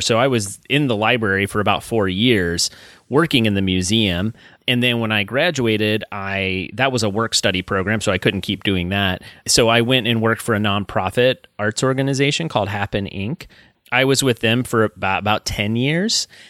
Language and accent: English; Alexandria, Kentucky, United States; I grew up in Northern Kentucky